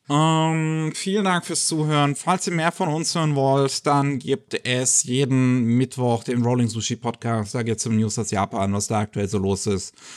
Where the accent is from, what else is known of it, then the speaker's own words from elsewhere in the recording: Germany; bei uns in Deutschland